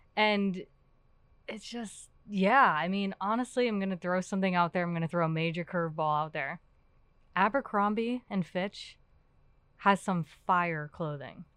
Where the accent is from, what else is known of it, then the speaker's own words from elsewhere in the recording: New York City, New York, United States; now in Pittsburgh, United States; I'm from Queens, New York